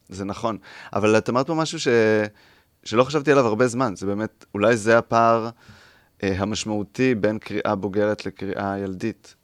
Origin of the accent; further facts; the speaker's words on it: Mazkeret Batya, Central District, Israel; also born or lived in Rehovot; אני ממזכרת בתיה